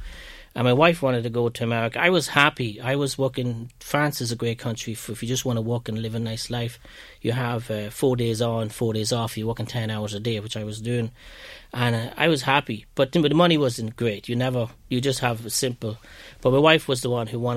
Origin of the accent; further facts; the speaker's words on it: Ireland; accent: Irish brogue; moved away as an adult; my accent, my brogue was very strong